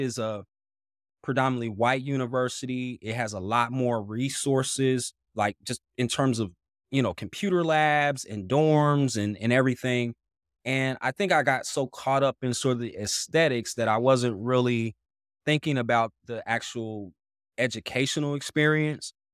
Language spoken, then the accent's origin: English; Dayton, Ohio, United States; moved away as an adult; also born or lived in Washington, D.C.; now in Columbus, United States; I'm originally from Dayton, Ohio